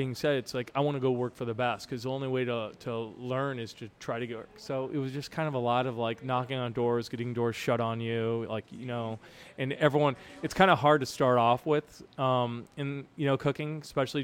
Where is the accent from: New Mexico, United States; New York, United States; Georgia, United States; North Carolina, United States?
New Mexico, United States; Santa Fe; moved away as an adult; now in St. Louis, United States; I grew up in Santa Fe, New Mexico, and our family had a restaurant there